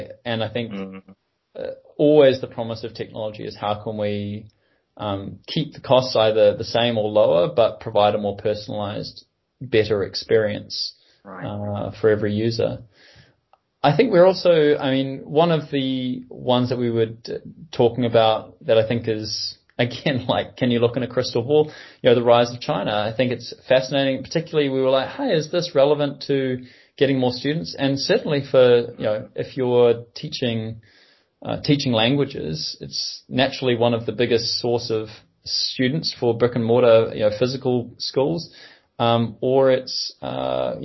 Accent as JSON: {"language": "English", "country": "New Zealand", "said": "I'm a New Zealander"}